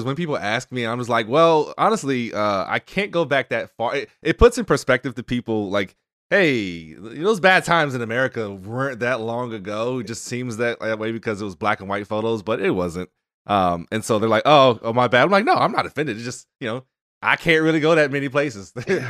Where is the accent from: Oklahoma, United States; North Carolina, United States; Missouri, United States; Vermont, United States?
North Carolina, United States; Not sure how I escaped childhood obesity growing up in North Carolina, but I somehow did.